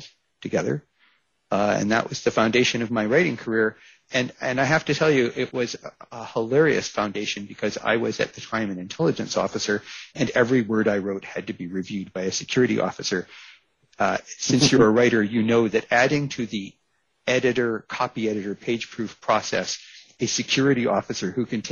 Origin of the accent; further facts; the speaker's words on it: United States; moved away; I'm originally American